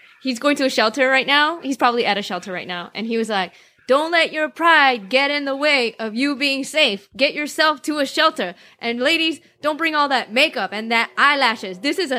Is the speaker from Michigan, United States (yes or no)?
no; Chicago, Illinois, United States